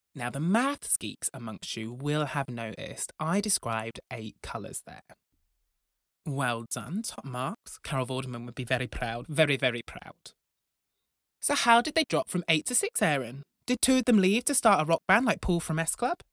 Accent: Broughton, England, United Kingdom; When I was a boy growing up in Broughton, the largest village in England

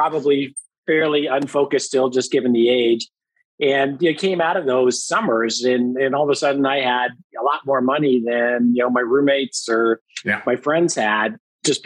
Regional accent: Thornhill, Ontario, Canada; I grew up in Thornhill and grew up in a Catholic family

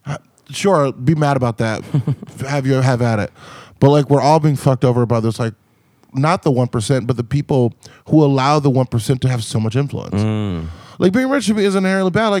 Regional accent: Compton, California, United States; moved away as an adult; also born or lived in Montana; Growing up in Compton, so my dad is like a handyman

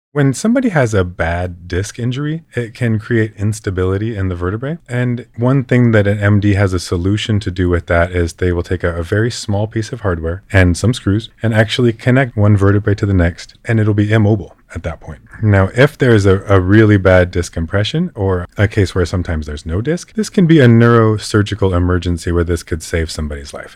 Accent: West Coast of California, United States; I grew up surfing in the West Coast of California

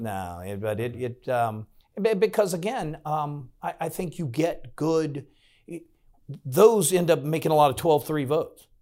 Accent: Farmville, Virginia, United States; moved away as an adult; now in Williamsburg, United States; I grew up in Farmville

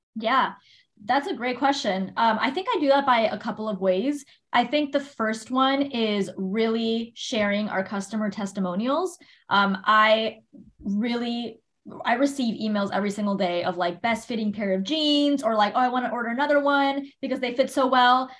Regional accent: Miami, Florida, United States; moved away; i was born and raised in miami Florida

